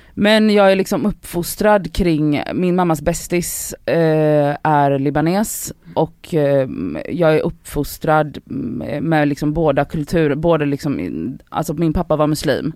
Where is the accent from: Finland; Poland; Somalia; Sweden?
Poland; moved away; also born or lived in Buenos Aires, Argentina; mina föräldrar är, och jag är född i Polen också